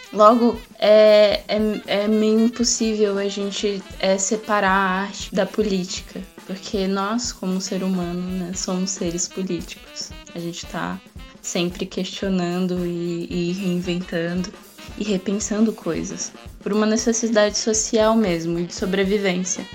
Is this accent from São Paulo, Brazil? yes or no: yes; São Paulo, Brazil; moved away as an adult; now in Aracaju, Brazil; eu vim da, da periferia de São Paulo e, e lá eu entrei em contato com a, as fábricas de cultura. Eu já estava lá no, na minha adolescência